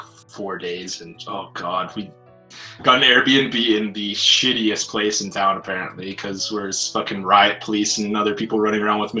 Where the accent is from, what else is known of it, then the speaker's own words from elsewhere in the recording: Saskatchewan, Canada; I'm from Canada, right in the middle of buttfuck nowhere.